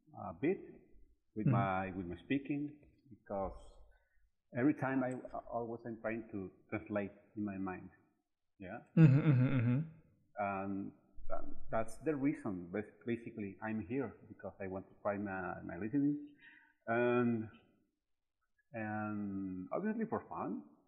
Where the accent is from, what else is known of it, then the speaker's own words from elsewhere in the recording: Mexico; accent: Mexican; English is a second language; You're right. Mexican.